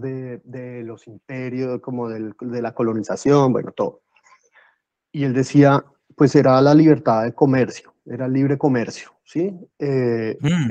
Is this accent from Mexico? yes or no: no; Bogotá, Colombia; moved away as an adult; now in Ávila, Spain; yo soy de Bogotá, que son 10 millones